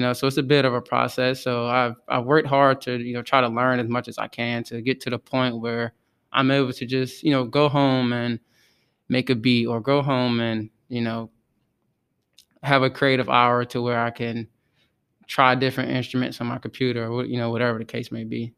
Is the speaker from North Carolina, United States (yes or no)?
yes; Outer Banks area, North Carolina, United States; I'm from the Outer Banks area, which is about forty-five minutes from the Virginia state line